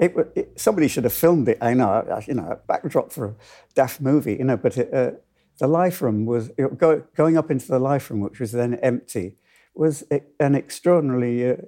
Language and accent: English; Hull, Yorkshire and the Humber, United Kingdom; I've loved dance from when I was in Hull, when I was growing up in Hull, and I used to go to the Locarno. I lost my accent somewhere in the last 60 years.